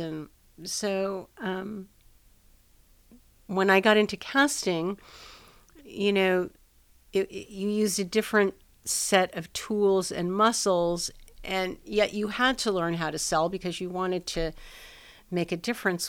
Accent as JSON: {"language": "English", "town": "Los Angeles", "region": "California", "country": "United States", "tie": "born or raised there", "said": "Well, I'm a native Los Angelino."}